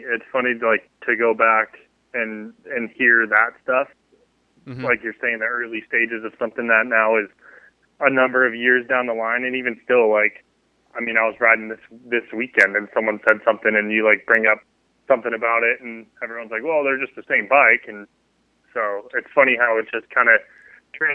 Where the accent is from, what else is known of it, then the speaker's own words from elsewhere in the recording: Colorado, United States; I grew up in Colorado.